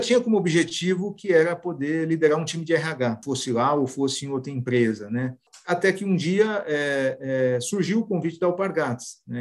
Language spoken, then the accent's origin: Portuguese; São Paulo, Brazil; nasci em São Paulo